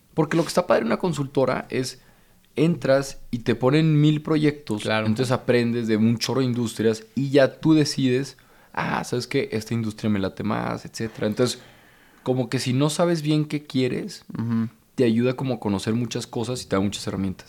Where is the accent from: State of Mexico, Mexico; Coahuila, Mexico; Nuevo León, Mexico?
Coahuila, Mexico; Torreón; moved away; also born or lived in Monterrey; yo vengo de Torreón, soy del 93, de 1993.